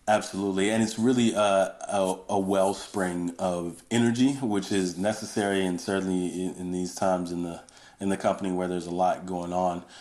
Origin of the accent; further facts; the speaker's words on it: Georgia, United States; moved away as an adult; now in California, United States; I grew up on the on the East Coast, really in the South, in Georgia